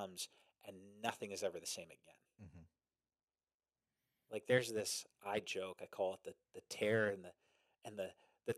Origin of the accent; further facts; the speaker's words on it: New Jersey, United States; I'm from Jersey